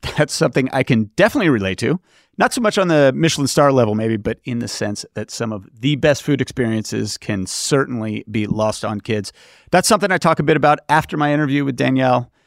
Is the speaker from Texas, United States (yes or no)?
no; Los Angeles, California, United States; here in my hometown of L